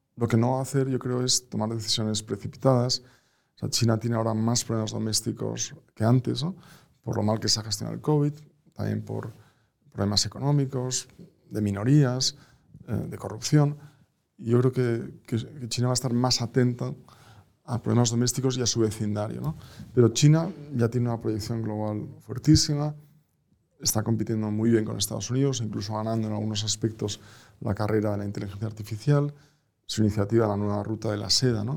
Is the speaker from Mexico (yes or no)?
no; Spain; also born or lived in Boston